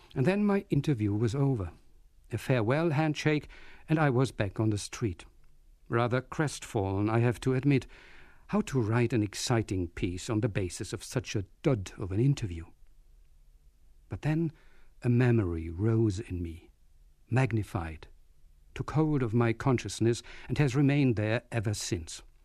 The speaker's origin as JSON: {"language": "English", "region": "Berlin", "country": "Germany", "tie": "born or raised there", "moved": "yes", "said": "my hometown of Berlin"}